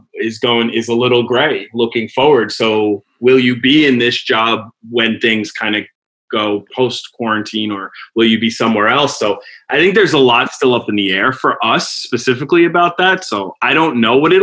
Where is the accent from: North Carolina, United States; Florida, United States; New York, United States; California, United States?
New York, United States; the Bronx; I was born in the Bronx. I grew up in the suburbs